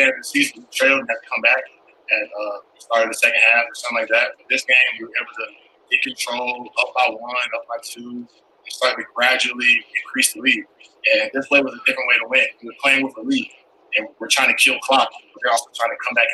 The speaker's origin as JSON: {"language": "English", "region": "North Carolina", "country": "United States", "said": "I'm from North Carolina, going home"}